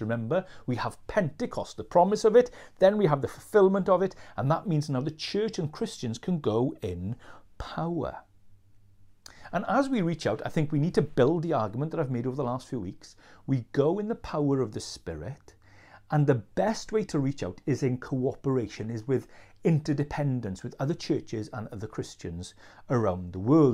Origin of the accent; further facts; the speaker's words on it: Wales, United Kingdom; as Welsh people